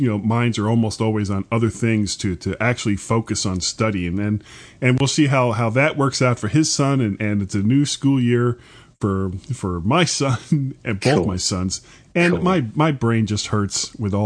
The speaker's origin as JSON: {"language": "English", "region": "Florida", "country": "United States", "said": "I am a blonde from Florida"}